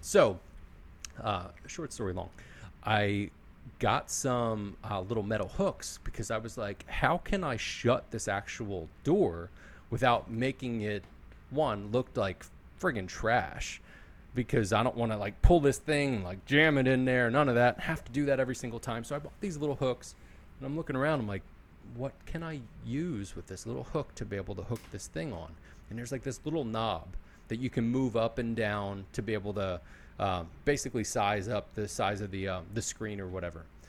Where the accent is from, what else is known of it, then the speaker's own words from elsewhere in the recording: Philadelphia, Pennsylvania, United States; I'm from Philly and this is how I am